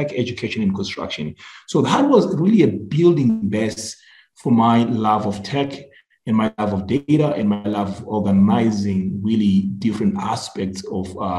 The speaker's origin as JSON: {"language": "English", "country": "Zimbabwe", "also_born_or_lived": "Philadelphia, Pennsylvania, United States", "moved": "yes", "said": "I'm originally from Zimbabwe"}